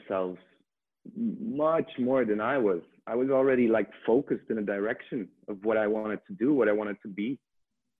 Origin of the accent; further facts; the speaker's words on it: Ghent, Flanders, Belgium; I'm from Belgium, Ghent. Yeah. Now I live in the countryside, not far from Ghent